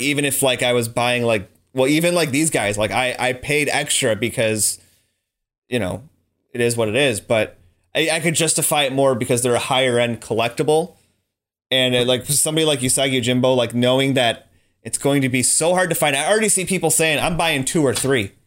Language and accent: English; United States; I am stupid American